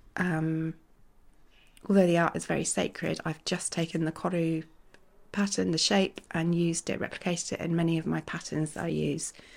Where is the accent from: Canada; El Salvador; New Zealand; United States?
New Zealand; moved away as an adult; now in Guernsey; I grew up in New Zealand